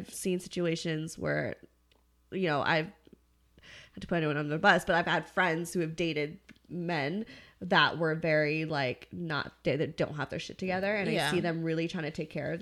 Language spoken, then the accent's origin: English; Santa Clarita, California, United States; grew up both at Santa Clarita.